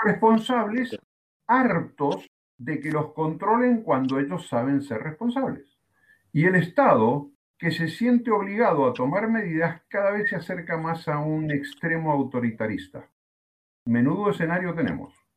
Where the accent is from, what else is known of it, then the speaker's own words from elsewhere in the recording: Argentina; aquí en mi país, en Argentina, llevamos 64, 65 días de cuarentena